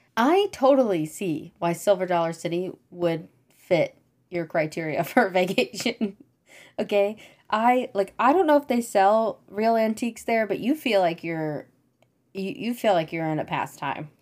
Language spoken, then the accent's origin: English; Missouri, United States; I'm from Missouri, and when you live in Missouri, your family goes there on trips